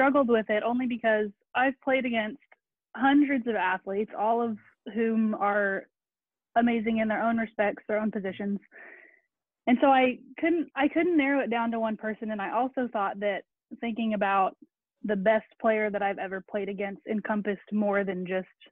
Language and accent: English; Keller, Texas, United States; sixth grade growing up in Keller